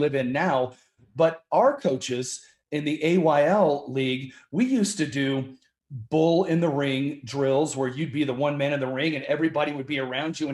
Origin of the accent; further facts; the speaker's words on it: Colorado, United States; my dad got Rocky Mountain fever and said, we are moving to Colorado. And so we came out here in 1976 and I have been here the whole time since.